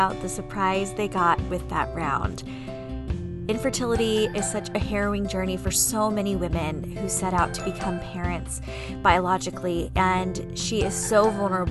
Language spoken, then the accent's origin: English; San Diego, California, United States; moved away as an adult; I grew up in San Diego, never left till I was 23